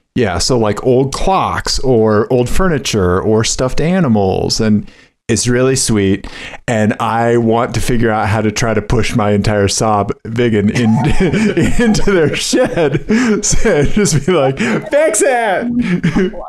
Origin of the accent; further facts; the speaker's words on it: Missouri, United States; moved away; I'm from I'm from Missouri originally. You're witnessing the Missouri public school system